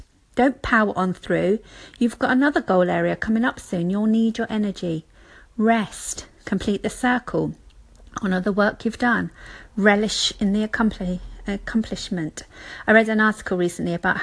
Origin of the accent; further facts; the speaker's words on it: United Kingdom; being British